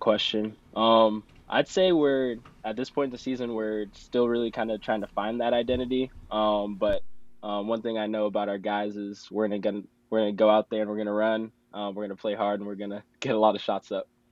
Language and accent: English; Lincoln, Nebraska, United States; moved away as an adult; now in Morris, United States; I'm from Lincoln, Nebraska.